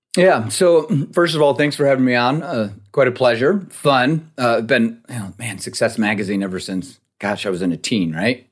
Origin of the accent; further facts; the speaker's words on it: Rochester, New York, United States; moved away; also born or lived in Fort Collins, Colorado; I grew up in Rochester, New York, you know, snow belt.